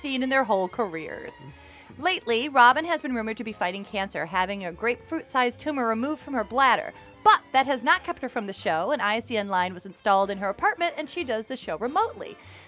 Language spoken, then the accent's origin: English; Jamestown, New York, United States; my hometown of Jamestown, New York